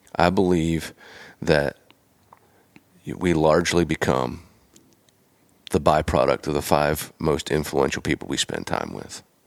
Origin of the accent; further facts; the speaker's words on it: Pennsylvania, United States; moved away; I'm from Pennsylvania originally